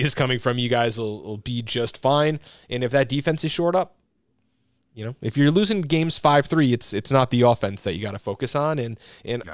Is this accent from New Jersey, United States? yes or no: yes; New Jersey, United States; growing up in New Jersey